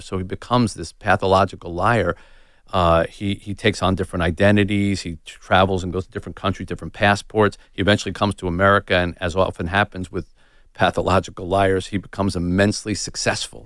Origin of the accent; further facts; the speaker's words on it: United States; I'm white and I'm American